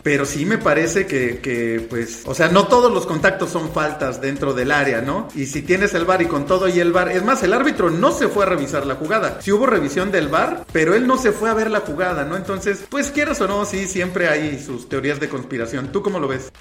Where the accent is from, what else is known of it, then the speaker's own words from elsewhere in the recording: Mexico; acá en México